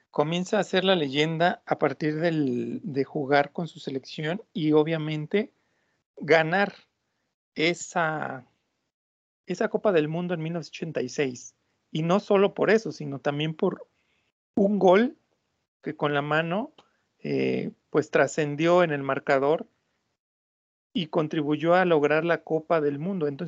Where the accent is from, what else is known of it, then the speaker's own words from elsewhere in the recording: Argentina; pues obviamente como argentino, creo que igual que un mexicano, el, jugar en, la selección nacional te llena un poco más de, tanto de orgullo como de, motivación.